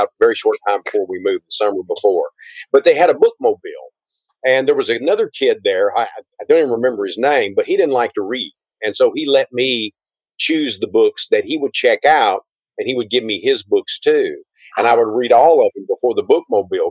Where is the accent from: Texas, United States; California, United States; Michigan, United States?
Texas, United States; Gladewater; I was born in Gladewater, Texas, which is about an hour and a half from here. And it's a small town of about 4,000